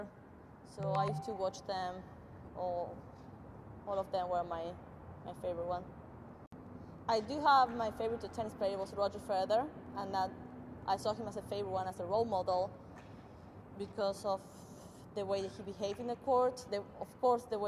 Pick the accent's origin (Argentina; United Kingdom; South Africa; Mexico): Argentina; northern Argentina; moved away as an adult; also born or lived in Kansas / West Florida; now in United States; I'm originally from Argentina. I grew up in a small city up north in Argentina